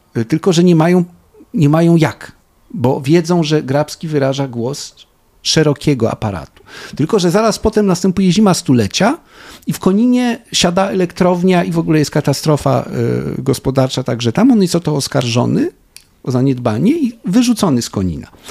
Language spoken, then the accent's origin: Polish; Poland; my to z Polski znamy.